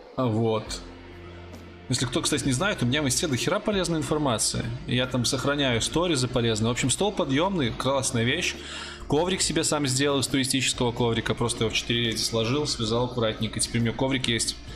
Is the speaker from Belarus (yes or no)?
yes; Brest, Brest Region, Belarus; я не сдавал ЕГЭ, а, я из Беларуси. У нас тут ЦТ